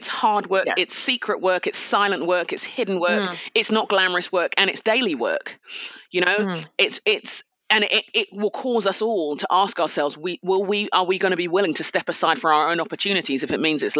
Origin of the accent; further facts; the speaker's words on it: Nigeria; also born or lived in United Kingdom; You know, I'm a Nigerian. Yes. We respect our elders. It's what we do. I'm a Brit.